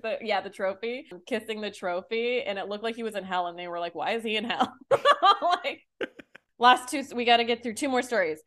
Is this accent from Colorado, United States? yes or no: no; Utah, United States; I grew up in Utah